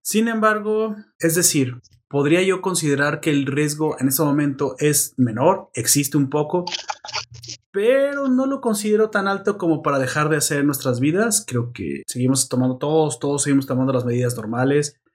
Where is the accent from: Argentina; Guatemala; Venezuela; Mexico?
Mexico